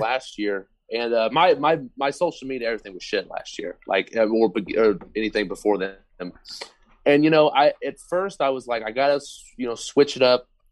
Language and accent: English; Oklahoma, United States; I'm from Oklahoma